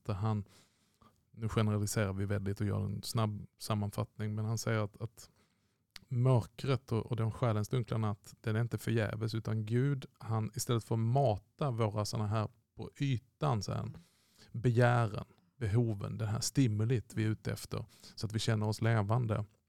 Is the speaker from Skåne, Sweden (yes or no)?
yes; Malmö, Skåne, Sweden; jag kommer ju från Malmö